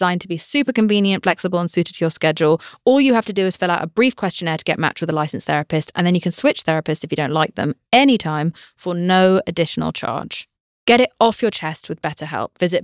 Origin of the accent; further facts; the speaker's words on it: United Kingdom; I'm British.